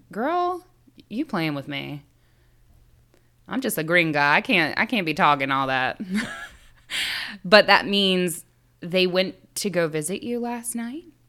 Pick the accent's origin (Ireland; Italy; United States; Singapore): United States; the South; we come from the South